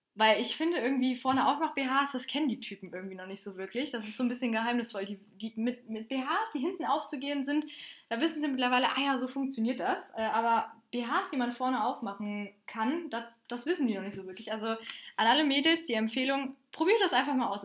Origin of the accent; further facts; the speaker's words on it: Bonn, North Rhine-Westphalia, Germany; ich komme übrigens aus Bonn